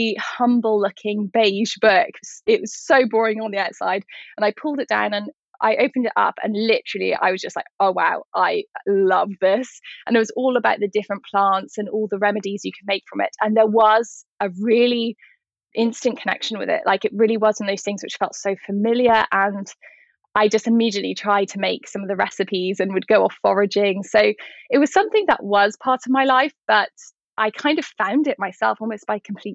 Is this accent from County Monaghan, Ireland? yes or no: no; County Wicklow, Ireland; I grew up in County Wicklow, which is down in the south of Ireland